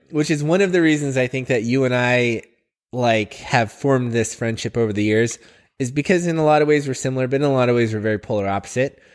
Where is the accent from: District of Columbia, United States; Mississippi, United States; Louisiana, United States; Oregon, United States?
Oregon, United States; I've been here my whole life.